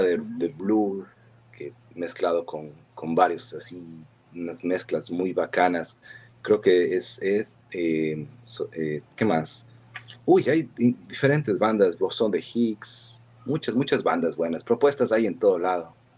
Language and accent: Spanish; Cuenca, Azuay, Ecuador; accent: cantadito cuencano; moved away as an adult; also born or lived in Girón, Ecuador / New Jersey, United States; now in United States; yo, nací... en el Cantón Girón y, claro, pues, he vivido casi más de la mitad de mi vida en Cuenca